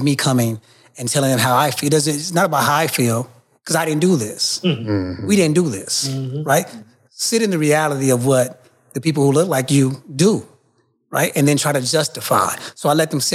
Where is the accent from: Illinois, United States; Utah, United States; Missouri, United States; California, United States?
Missouri, United States; St. Louis; now in Minnesota, United States; I'm from St. Louis originally